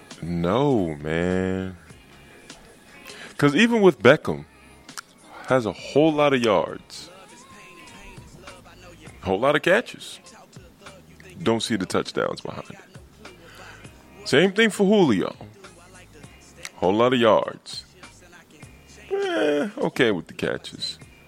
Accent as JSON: {"language": "English", "region": "New York", "country": "United States", "said": "As a New Yorker"}